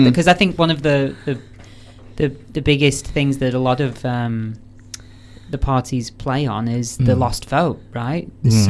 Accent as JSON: {"language": "English", "country": "United Kingdom", "said": "I am British."}